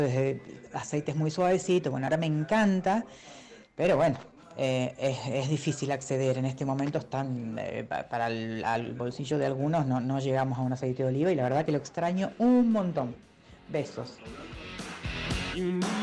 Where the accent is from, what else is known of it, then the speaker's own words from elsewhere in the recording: Patagonia, Argentina; now in Mendoza, Argentina; soy de la Patagonia y bueno, hace 30 años que vivo acá